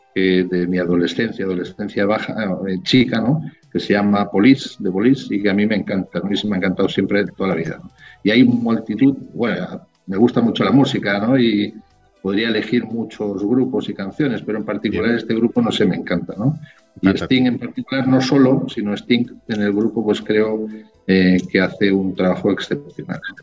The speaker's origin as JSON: {"language": "Spanish", "country": "Spain", "moved": "as an adult", "lives_now": "Chile"}